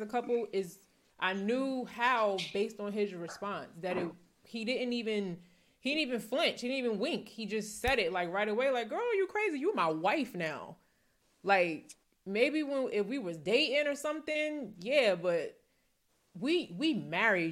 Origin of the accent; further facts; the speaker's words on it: New Jersey, United States; moved away; also born or lived in Philadelphia; I'm from New Jersey.